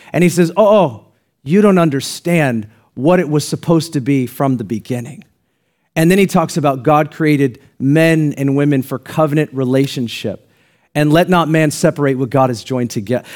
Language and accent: English; United States; I'm glad that I'm an American